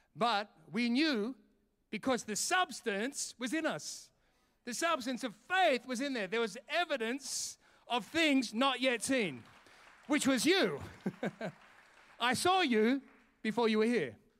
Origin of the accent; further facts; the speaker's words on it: Sydney, New South Wales, Australia; also born or lived in London, United Kingdom; now in Perth, Australia; I'm from Sydney